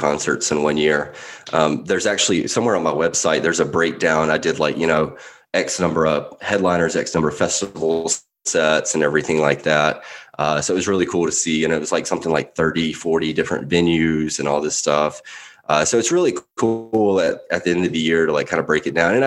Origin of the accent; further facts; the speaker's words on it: Mississippi, United States; moved away; I grew up in Mississippi, so you can take the Southern, you can take me out of the South, but you can't take the South out of me